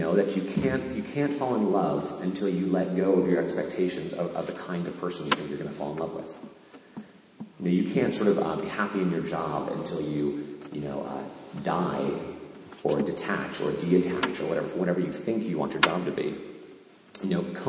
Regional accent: Canaan, Connecticut, United States; my hometown in Canaan, Connecticut

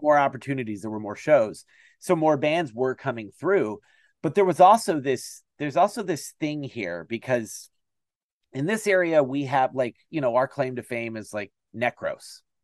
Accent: Toledo, Ohio, United States; I'm from the Toledo, Ohio area

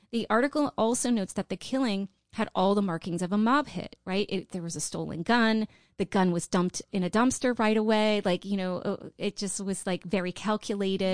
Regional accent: Pittsburgh, Pennsylvania, United States; I grew up in Pittsburgh

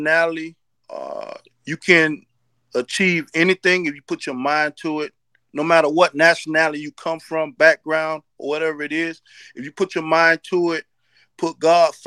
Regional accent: Nassau, New Providence, Bahamas; also born or lived in Haiti (ancestry); now in United States; I was born in Nassau, Bahamas.

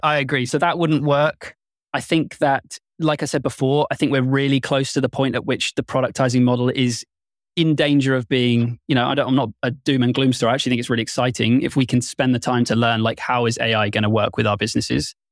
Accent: United Kingdom; I'm very British

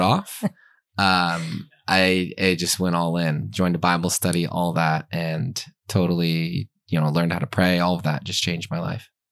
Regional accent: Pennsylvania, United States; I grew up in Pennsylvania, church going, family going to Mass

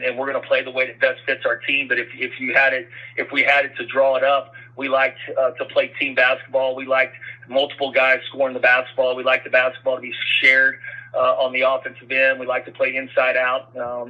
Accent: West Texas, United States; I grew up here in West Texas.

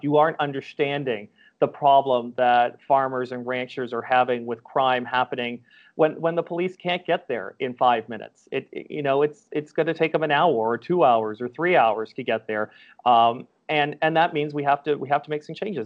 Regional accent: Calgary, Alberta, Canada; my hometown of Calgary

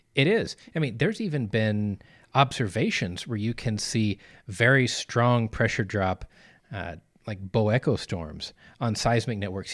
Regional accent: Arkansas, United States; moved away; back where I grew up in Arkansas

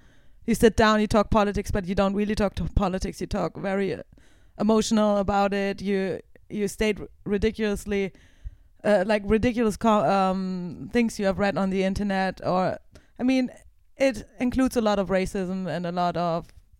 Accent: Germany; English is a second language; moved away; knew that I was from Germany

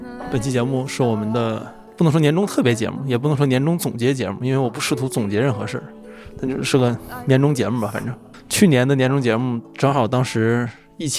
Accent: Changchun, Jilin, China; moved away; also born or lived in Shenzhen / Beijing / Shanghai / Tokyo; 长春就不用说了，这是我老家。

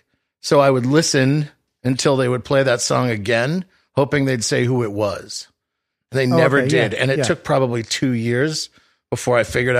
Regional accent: Boston, Massachusetts, United States; moved away as an adult; now in Los Angeles, United States; I was born and raised just outside of Boston. I was born in Boston, and then I grew up outside of Boston.

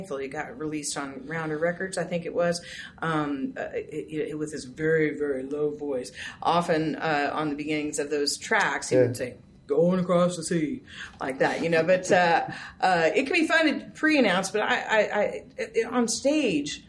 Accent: Northwest Arkansas, United States; moved away as an adult; also born or lived in Kansas City; I was from Northwest Arkansas. I was living in Kansas City

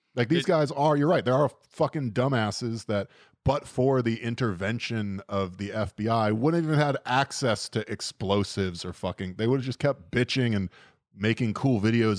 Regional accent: United States; As an American

